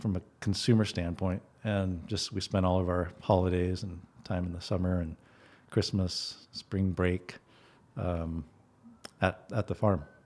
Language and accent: English; Guatemala; now in Bellingham, United States; I grew up in Guatemala